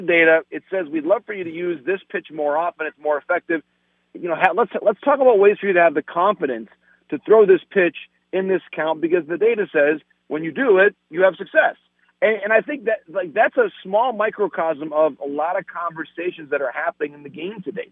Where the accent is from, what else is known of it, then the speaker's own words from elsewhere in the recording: Michigan, United States; my home state of Michigan